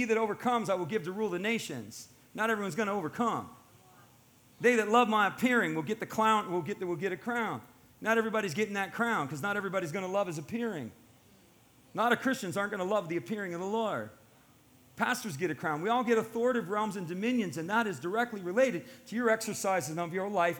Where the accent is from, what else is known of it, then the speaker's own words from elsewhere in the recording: United States; I'm an American. My family's ancestry goes back to the founding of this country